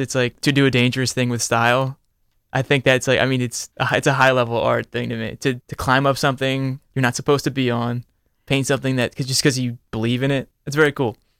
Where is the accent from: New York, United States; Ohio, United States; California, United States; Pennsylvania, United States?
Pennsylvania, United States; near Philadelphia; I grew up near Philly